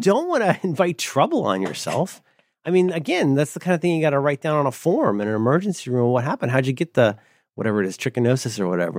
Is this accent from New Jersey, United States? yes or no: no; Ohio, United States; I'm from Ohio.